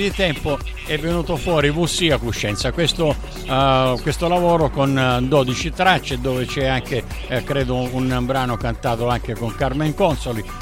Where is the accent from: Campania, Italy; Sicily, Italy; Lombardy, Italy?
Sicily, Italy; Messina; Messina, Messina.